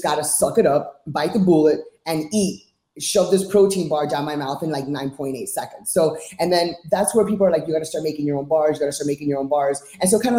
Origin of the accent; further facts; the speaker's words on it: Miami, Florida, United States; also born or lived in New York / California / Orlando; I was born and raised in Miami